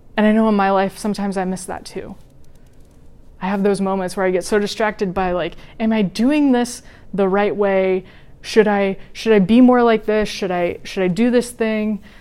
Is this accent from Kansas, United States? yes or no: yes; Wichita, Kansas, United States; moved away as an adult; also born or lived in Washington, D.C.; my mom and I moved me from Wichita, Kansas to Washington D.C.